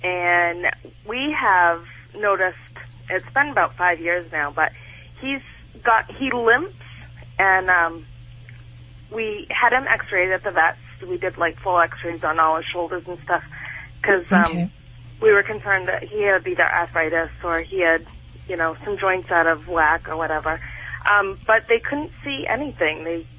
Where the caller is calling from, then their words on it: Maine, United States; I'm calling from Maine.